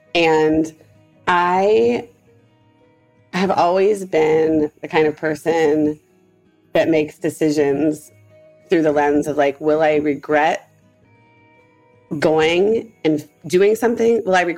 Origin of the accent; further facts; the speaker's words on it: Upper Arlington, Ohio, United States; moved away as an adult; I love where I grew up in Upper Arlington, but I left when I was 18, like I was out.